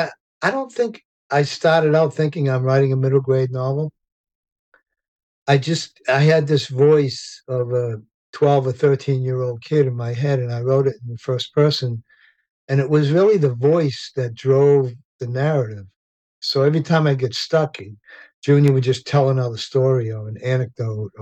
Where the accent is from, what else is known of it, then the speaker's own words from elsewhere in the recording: Revere, Massachusetts, United States; I grew up in Revere, Massachusetts